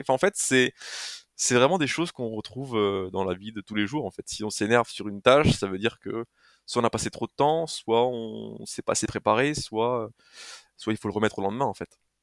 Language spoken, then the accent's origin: French; Haute-Marne, Grand Est, France; je suis originaire de la Haute-Marne